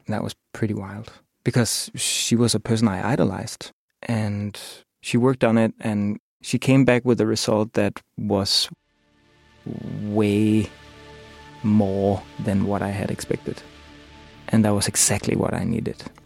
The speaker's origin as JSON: {"language": "English", "town": "Copenhagen", "region": "Capital Region of Denmark", "country": "Denmark", "said": "I'm from Copenhagen, Denmark."}